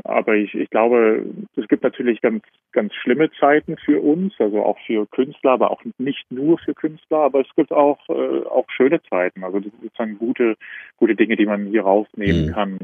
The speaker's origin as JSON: {"language": "German", "country": "Germany", "moved": "as an adult", "lives_now": "Vienna, Austria", "said": "ich komme ja aus Deutschland, aber wohne jetzt gerade in Wien"}